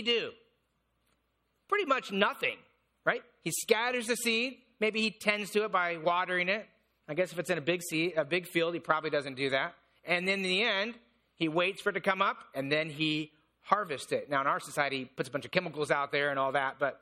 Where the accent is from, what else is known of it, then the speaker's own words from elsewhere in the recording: Indiana, United States; I grew up in Indiana